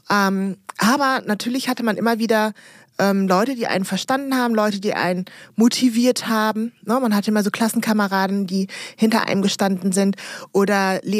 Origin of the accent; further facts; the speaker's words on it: Germany; also born or lived in Congo; ich bin ja da in der Karnevalshochburg